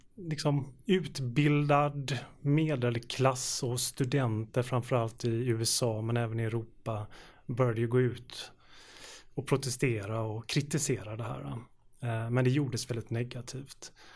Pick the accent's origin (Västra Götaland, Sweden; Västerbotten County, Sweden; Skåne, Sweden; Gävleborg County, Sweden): Västra Götaland, Sweden; Gothenburg; i den delen av Göteborg där jag växte upp